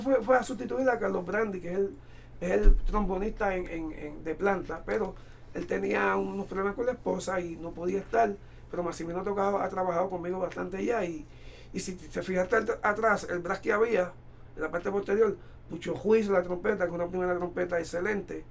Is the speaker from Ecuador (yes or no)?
no; Ponce, Puerto Rico; born or raised there